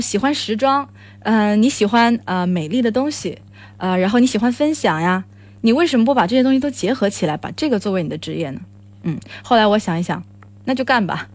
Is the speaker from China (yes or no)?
yes; China; 我是一个来自中国的